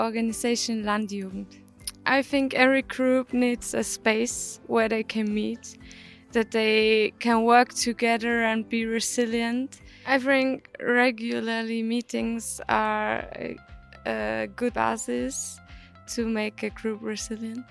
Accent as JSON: {"language": "English", "country": "Austria", "said": "I'm from Austria"}